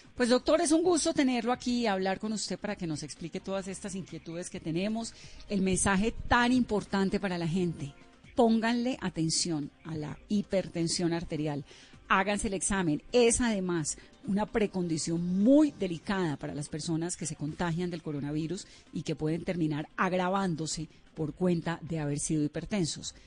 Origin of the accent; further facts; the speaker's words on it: Colombia; somos los colombianos